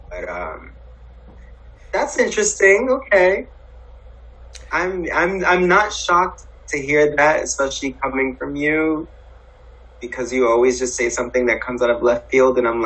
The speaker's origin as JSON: {"language": "English", "town": "Harlem", "region": "New York", "country": "United States", "tie": "born or raised there", "said": "Growing up in Harlem, and like I did not."}